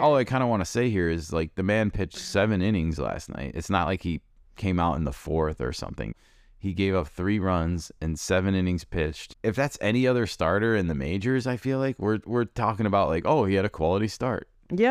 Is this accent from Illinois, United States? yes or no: yes; Chicago, Illinois, United States; I listened to a lot of Steve Stone growing up in Chicago